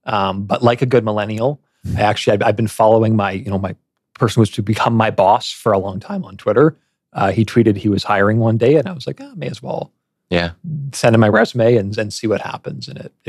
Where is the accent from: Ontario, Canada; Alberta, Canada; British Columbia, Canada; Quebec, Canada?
Alberta, Canada; Edmonton; So I was born and raised in Edmonton. Started university at the University of Alberta about a decade and a half ago now.